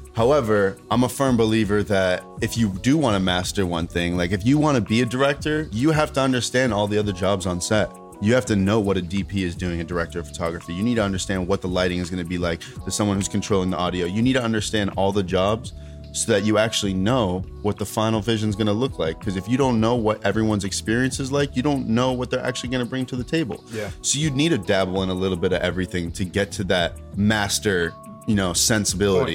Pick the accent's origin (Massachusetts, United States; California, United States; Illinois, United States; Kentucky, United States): Massachusetts, United States; Melrose; also born or lived in Roxbury; I'm from Melrose originally